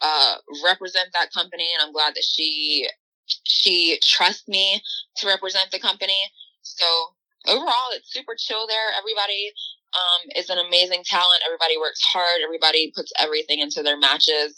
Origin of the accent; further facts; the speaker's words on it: Baltimore, Maryland, United States; being from Baltimore, Charm City